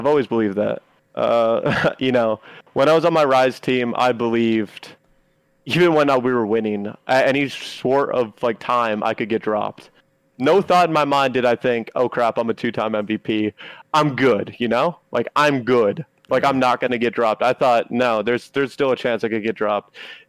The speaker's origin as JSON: {"language": "English", "town": "Toronto", "region": "Ontario", "country": "Canada", "lives_now": "United States", "said": "I'm a Canadian. I'm living in the United States lawfully on a visa. Once I get off a team because I, what, did bad? Guess what? I get sent back home. I don't want to go back home. I don't want to go back home to Toronto."}